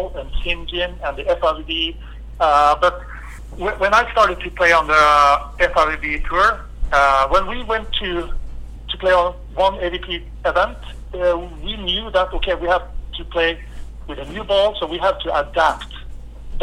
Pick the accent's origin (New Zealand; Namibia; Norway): Norway; I'm from Norway